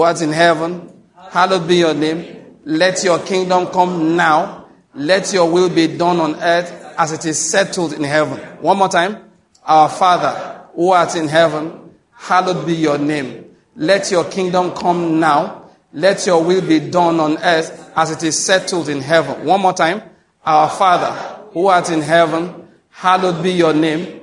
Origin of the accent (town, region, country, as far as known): Nigeria